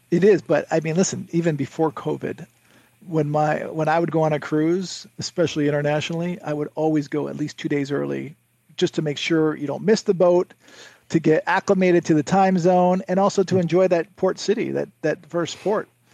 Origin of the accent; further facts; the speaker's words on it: Connecticut, United States; I grew up in Connecticut